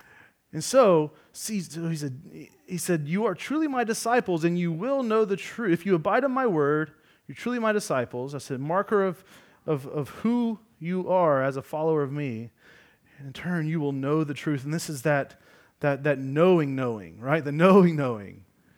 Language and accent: English; Georgia, United States; I'm from Georgia.